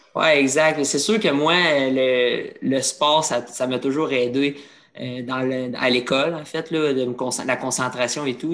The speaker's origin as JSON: {"language": "French", "town": "Trois-Rivières", "region": "Quebec", "country": "Canada", "tie": "born or raised there", "said": "je suis, de Trois-Rivières. J'ai commencé dans les niveaux mineurs"}